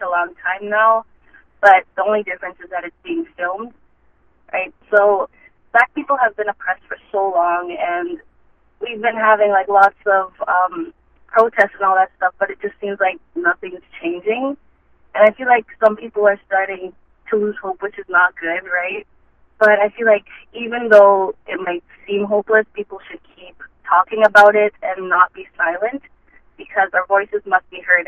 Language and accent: English; southeastern Manitoba, Canada; also born or lived in Jamaica; I came here when I was 9 and basically grew up here